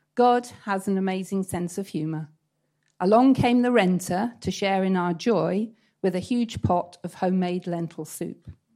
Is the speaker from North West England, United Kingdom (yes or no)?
no; East Anglia, East of England, United Kingdom; moved away as an adult; now in Antalya, Turkey; I come from East Anglia, where they have big medieval